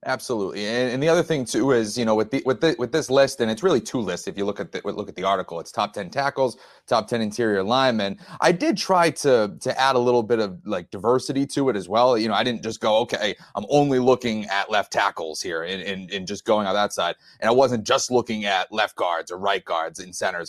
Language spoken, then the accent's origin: English; New England, United States; I'm from New England, I, I'm a, a Patriots guy